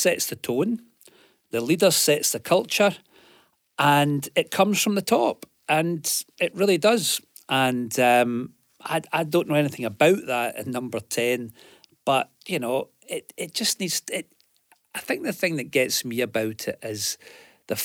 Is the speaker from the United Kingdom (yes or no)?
yes; New Cumnock, Scotland, United Kingdom; I come from Newcomnet, mining village